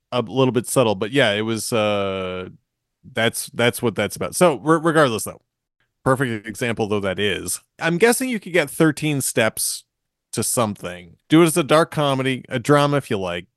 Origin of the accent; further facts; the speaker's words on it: Marshfield, Massachusetts, United States; we're also boys from Massachusetts. It's true. I'm from Marshfield.